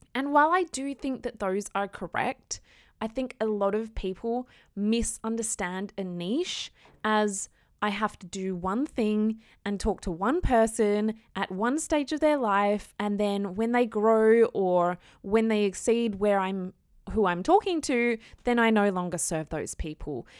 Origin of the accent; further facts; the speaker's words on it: Australia; I am an Aussie girl